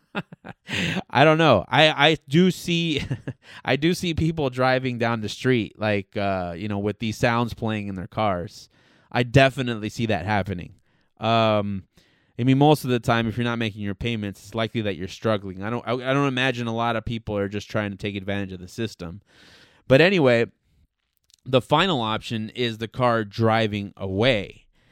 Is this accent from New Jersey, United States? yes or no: no; Los Angeles, California, United States; born and raised in Southern California, born and raised in Los Angeles specifically